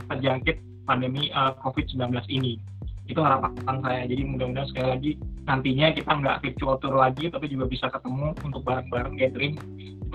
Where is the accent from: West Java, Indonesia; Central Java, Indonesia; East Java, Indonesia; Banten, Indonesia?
Banten, Indonesia; Ciputat; saya sebagai orang Ciputat mungkin emang lebih banyak main ke arah Jakarta Selatan gitu ya